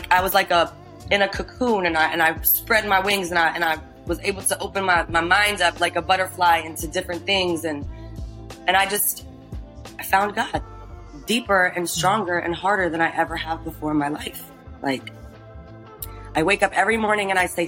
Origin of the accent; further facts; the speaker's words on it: Iran; I'm Persian from Iran.